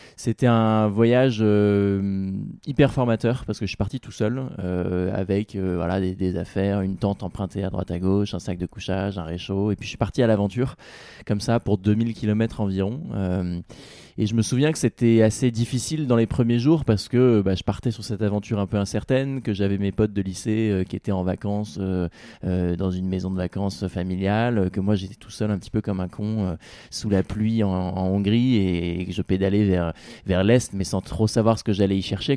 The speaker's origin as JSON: {"language": "French", "town": "Rouen", "region": "Normandy", "country": "France", "said": "même si c'était en Normandie, c'était chez moi, chez mes parents"}